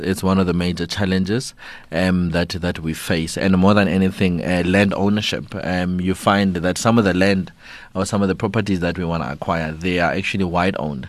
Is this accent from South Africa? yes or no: yes; South Africa